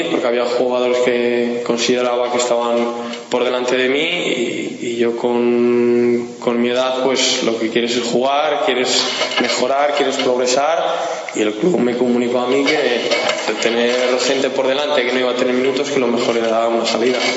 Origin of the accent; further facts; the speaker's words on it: Valladolid, Castile and León, Spain; moved away as an adult; now in Guadalajara, Spain; yo soy de Valladolid.